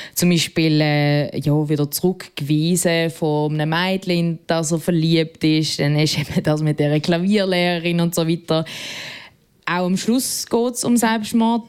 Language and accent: German; Basel, Basel-Stadt, Switzerland; aus Basel